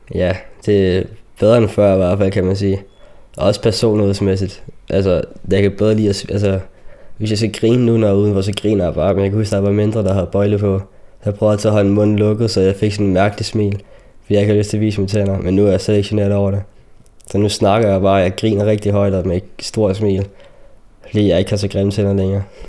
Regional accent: Denmark; also born or lived in Chile; Jeg er dansker, men jeg er mørkehuden

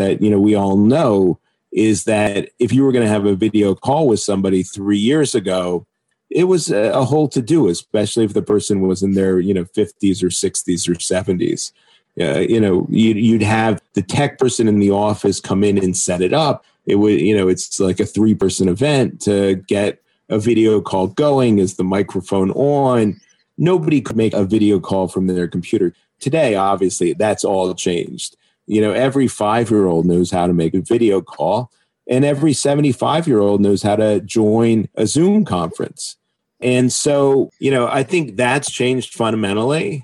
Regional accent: United States; as an American

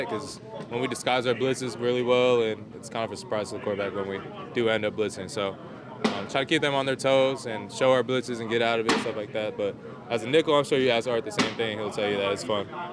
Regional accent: Georgia, United States; moved away as an adult; also born or lived in Notre Dame, Indiana; I'm from Georgia, so I'm not really used to the cold weather stuff.

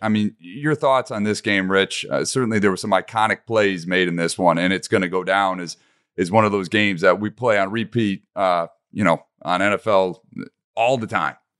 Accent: Detroit, Michigan, United States; my hometown Detroit Lions

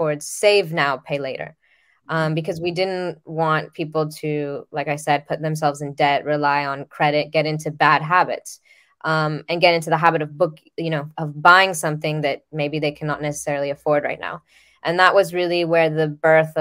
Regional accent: Dominican Republic; I'm originally from the Dominican Republic

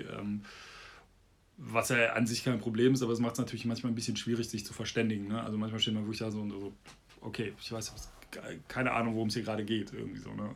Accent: Bonn, North Rhine-Westphalia, Germany; Bonn, meine Heimatstadt

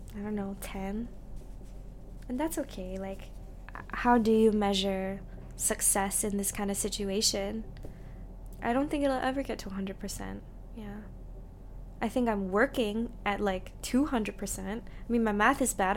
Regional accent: Singapore; I actually moved home to Singapore

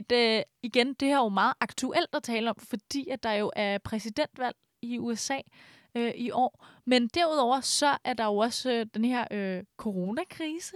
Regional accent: Brøndby, Capital Region of Denmark, Denmark; jeg er faktisk ikke fra Brøndby Strand, jeg er fra øh, Brøndby Øster.

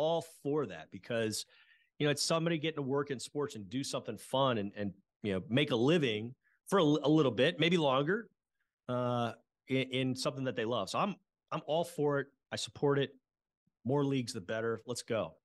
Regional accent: Houston, Texas, United States; also born or lived in Lubbock; growing up in Houston

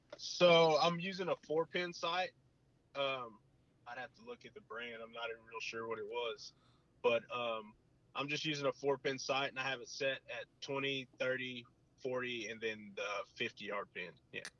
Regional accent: South Texas, United States; now in Bryan, United States; my hometown

